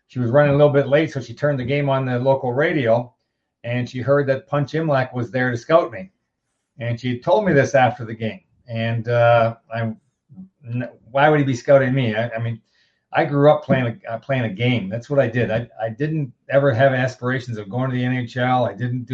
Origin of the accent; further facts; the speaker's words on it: Elmira, Ontario, Canada; when I was a youngster playing minor hockey back in my hometown in Elmira, Ontario